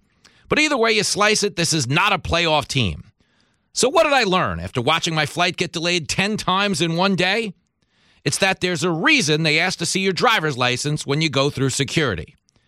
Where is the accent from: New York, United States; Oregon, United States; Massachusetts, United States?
New York, United States; I saw something on the roads of Ohio I've never seen as a New Yorker.